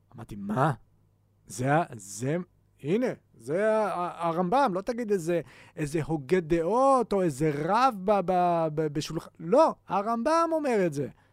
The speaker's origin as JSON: {"language": "Hebrew", "town": "Haifa", "region": "Haifa District", "country": "Israel"}